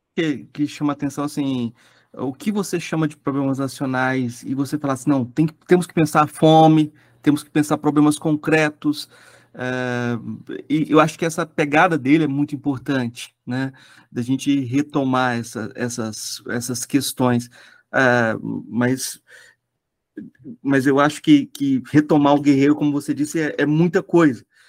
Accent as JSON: {"language": "Portuguese", "region": "Goiás", "country": "Brazil", "said": "eu sou goiano"}